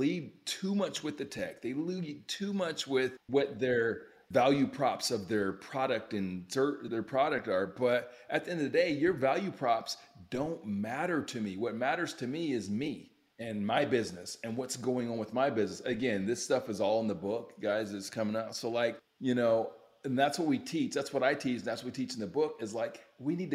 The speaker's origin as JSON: {"language": "English", "region": "Utah", "country": "United States", "tie": "born or raised there", "also_born_or_lived": "Youngstown, Ohio", "said": "So I'm originally from Ohio, O-H-I-O, grew up in Utah. And so my parents moved to Utah when I was like 4 years old"}